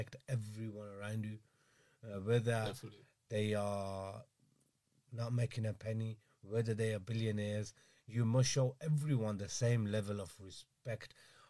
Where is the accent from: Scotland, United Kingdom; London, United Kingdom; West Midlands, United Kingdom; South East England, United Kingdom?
West Midlands, United Kingdom; Birmingham; I'm a criminal defense lawyer from Birmingham.